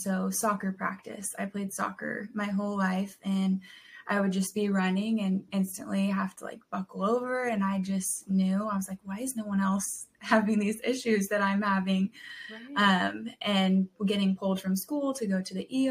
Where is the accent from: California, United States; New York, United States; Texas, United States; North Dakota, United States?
California, United States; San Diego; moved away as an adult; now in Knoxville, United States; I grew up in Southern California in San Diego